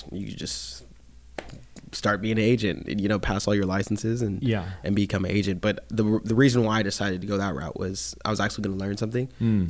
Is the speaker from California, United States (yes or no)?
yes; Bakersfield, California, United States; born and raised Bakersfield, California.